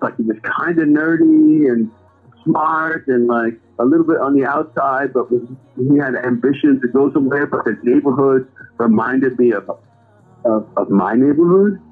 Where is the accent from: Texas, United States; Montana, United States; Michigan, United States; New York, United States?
New York, United States; New York City; growing up in Brooklyn